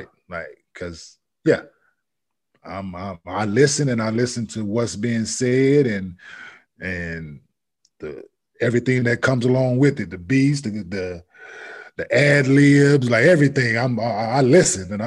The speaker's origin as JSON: {"language": "English", "region": "the South", "country": "United States", "said": "I'm from the South"}